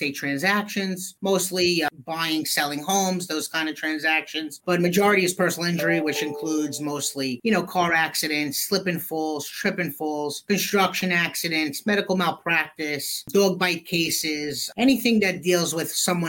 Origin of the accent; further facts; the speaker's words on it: Brooklyn, New York, United States; also born or lived in Manhattan, New York; I grew up in Brooklyn, New York